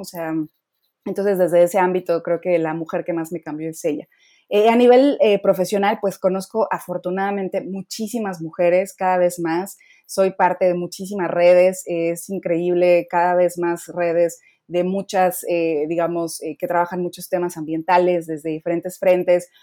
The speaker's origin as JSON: {"language": "Spanish", "country": "Mexico", "said": "soy la primera mexicana que participa en la iniciativa"}